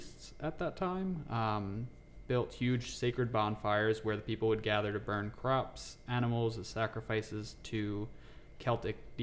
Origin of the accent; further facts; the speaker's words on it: New York, United States; moved away as an adult; now in Texas, United States; I'm originally from New York. Moved down to Texas about 2 years ago